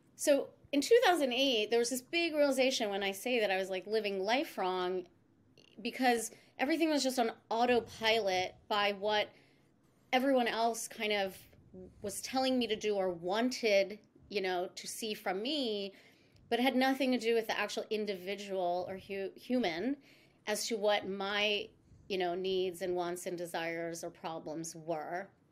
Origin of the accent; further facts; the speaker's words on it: East Coast, United States; moved away as an adult; I'm actually born and raised on the East Coast